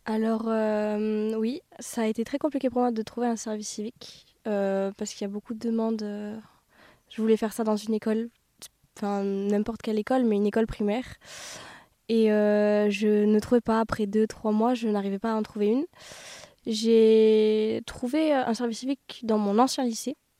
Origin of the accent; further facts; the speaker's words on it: Pau, Nouvelle-Aquitaine, France; je suis originaire de Pau